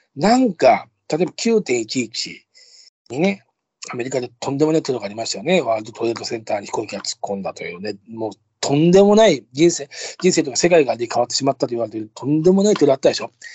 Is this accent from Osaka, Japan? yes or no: no; Tokorozawa, Saitama, Japan; moved away as an adult; also born or lived in Akabane, Tokyo / Kiyose, Tokyo; 隣の所沢市に引っ越す。で、そこで、二十歳まで過ごすんですけど